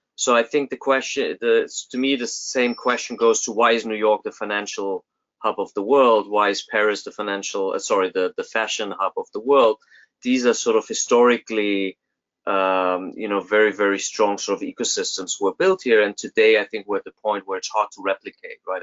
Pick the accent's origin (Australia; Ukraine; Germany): Germany; now in United States; I'm originally from Germany